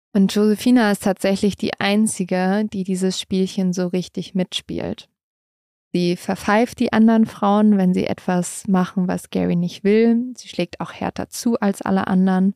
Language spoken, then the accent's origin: German; Germany; bei uns in Deutschland